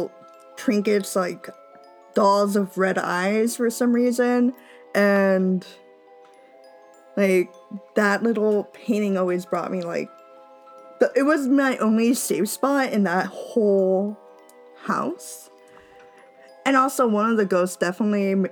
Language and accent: English; Mexico; moved away; house we grew up in Mexico